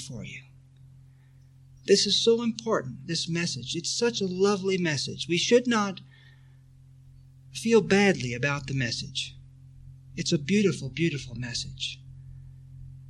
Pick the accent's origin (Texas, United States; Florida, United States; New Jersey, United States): Texas, United States; when I was a boy growing up in Texas